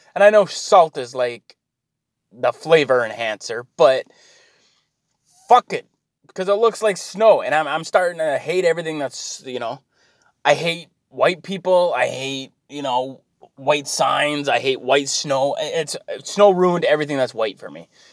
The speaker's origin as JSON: {"language": "English", "country": "Canada", "said": "I'm Canadian"}